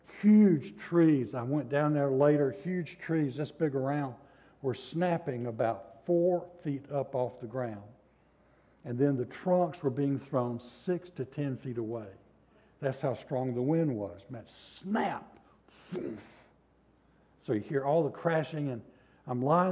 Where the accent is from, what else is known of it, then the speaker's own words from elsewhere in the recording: the South, United States; I was raised in the South